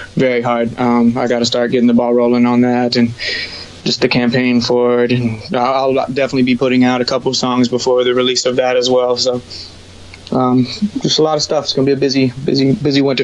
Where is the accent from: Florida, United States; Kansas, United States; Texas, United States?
Florida, United States; Broward County; also born or lived in New York; now in West Palm Beach, United States; Born and raised in Broward County, Florida